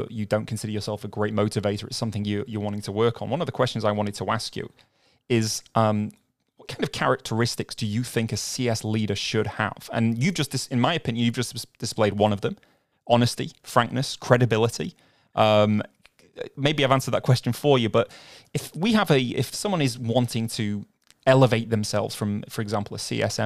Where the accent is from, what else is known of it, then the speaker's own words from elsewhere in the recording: Manchester, North West England, United Kingdom; I'm from Manchester in the UK